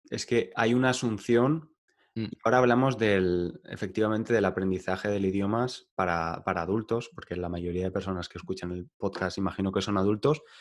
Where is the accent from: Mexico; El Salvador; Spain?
Spain; accent: Spanish; mi acento no es parisino, mi acento es español y muy español.